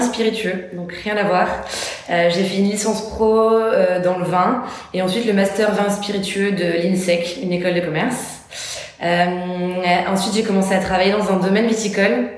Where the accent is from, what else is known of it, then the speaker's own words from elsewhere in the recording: Bordeaux, Nouvelle-Aquitaine, France; moved away as an adult; now in Paris, France; j'ai quitté aussi du coup ma ville d'origine pour venir à Paris. Je suis issue de Bordeaux à la base